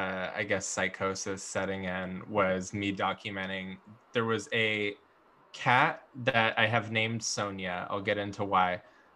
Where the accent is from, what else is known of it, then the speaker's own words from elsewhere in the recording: Washington, District of Columbia, United States; born there; also born or lived in San Francisco / Los Angeles; I don't know if I am technically a West Coast native because I was born in Washington, D.C.